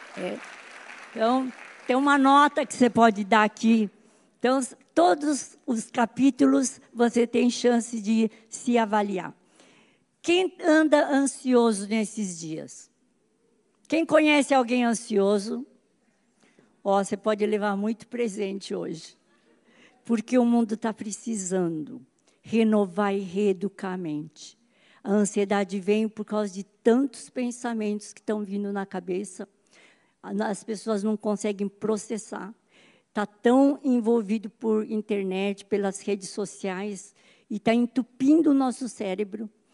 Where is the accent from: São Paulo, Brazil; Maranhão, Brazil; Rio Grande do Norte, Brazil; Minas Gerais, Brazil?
São Paulo, Brazil; now in Campinas, Brazil; eu nasci em São Paulo